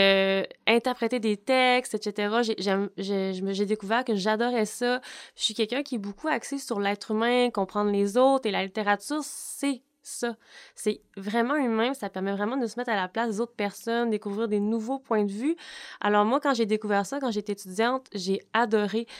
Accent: Baie-Comeau, Quebec, Canada; J'ai fait mes stages ici au Cégep de Bécomo parce que je viens de Bécomo

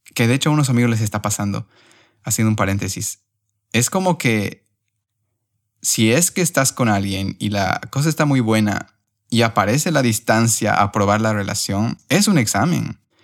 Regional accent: Cochabamba, Bolivia; moved away as an adult; also born or lived in Spain; now in Barcelona, Spain; si mis R's se notan más, es porque soy de Cochabamba.

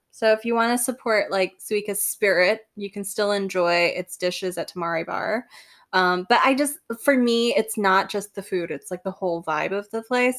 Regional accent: Singapore; I'm Singaporean, like, on top of the many other identities I hold

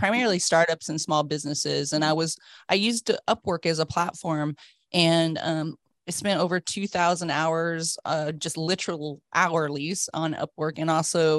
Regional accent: United States; moved away as an adult; also born or lived in south of France; now in London, United Kingdom; I was born in America, went to school and university there, and moved to Europe around 30 years ago

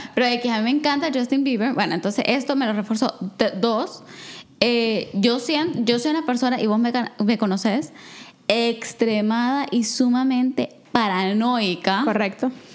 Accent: El Salvador; moved away as an adult; now in Canada; soy salvadoreña

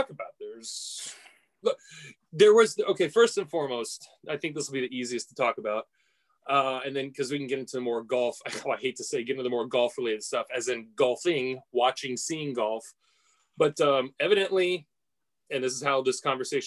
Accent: United States; as an American

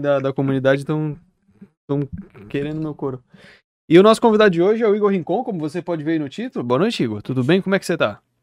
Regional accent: Florianópolis, Santa Catarina, Brazil; Eu sou de Santa Catarina. Eu sou de Floripa.

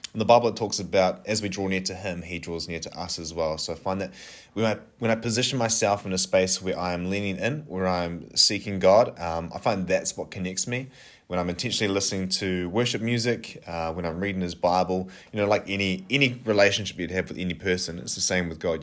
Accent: Napier, Hawke's Bay, New Zealand; moved away as an adult; now in Kapiti Coast, New Zealand; I am originally from Napier

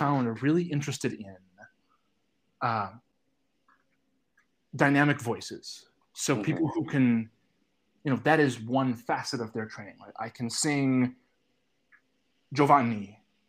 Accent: Detroit, Michigan, United States; I was very lucky growing up in Detroit to have sort of phenomenal access to opera

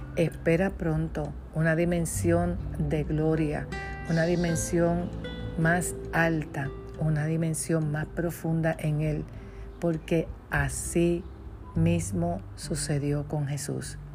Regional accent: Puerto Rico; de Puerto Rico

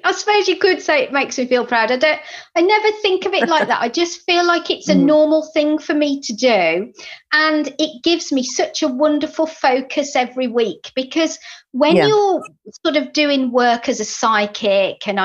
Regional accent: Birmingham, West Midlands, United Kingdom; accent: Brummie; my Brummie accent

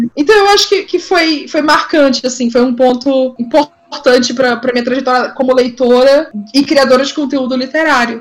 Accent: São Luís, Maranhão, Brazil; also born or lived in Ceará; now in São Paulo, Brazil; eu sou do, do São Luís, Maranhão e tal, mas metade da minha família é de lá

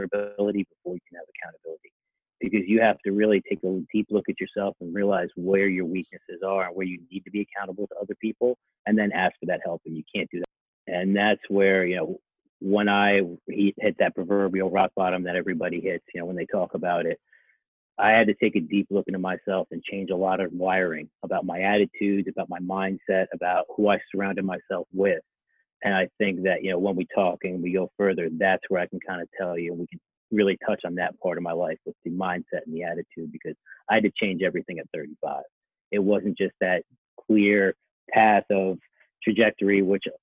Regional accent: Connecticut, United States; also born or lived in Santiago, Chile / Pennsylvania; I grew up in Connecticut. Pretty much raised there the whole time

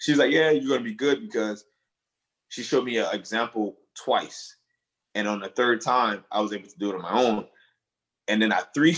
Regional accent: Monrovia, Montserrado, Liberia; now in United States; Well, I was originally born and raised in Monrovia, Liberia. However, I came to the U.S. Not because we wanted to take a vacation, sadly.

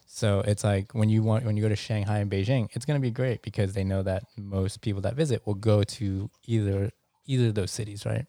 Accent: New York, United States; I'm very New Yorkian

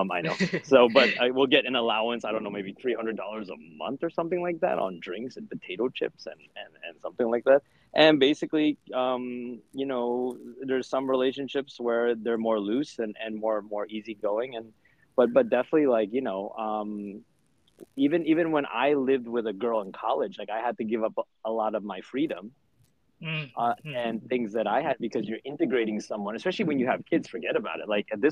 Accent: United States; I'm American

